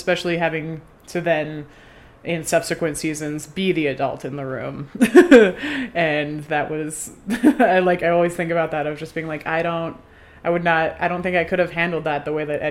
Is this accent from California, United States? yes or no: no; Denver, Colorado, United States; I'm from Denver.